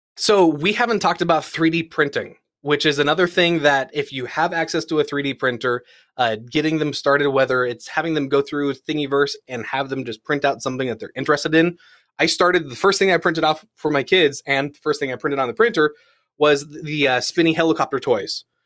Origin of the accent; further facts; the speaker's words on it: United States; growing up in the California, Nevada area, so, like, Palm Springs